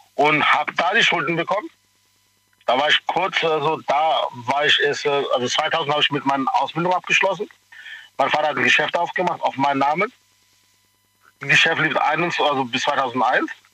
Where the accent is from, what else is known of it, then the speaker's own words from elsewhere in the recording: Pakistan; now in Germany; ich komme hier aus Pakistan